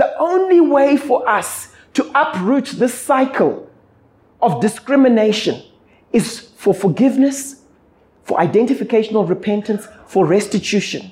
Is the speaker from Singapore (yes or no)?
no; Zimbabwe; now in South Africa; Growing up in Zim